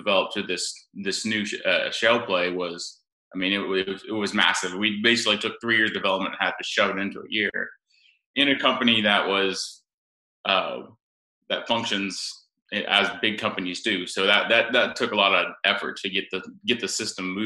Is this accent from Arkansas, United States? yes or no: no; Oklahoma, United States; growing up in Oklahoma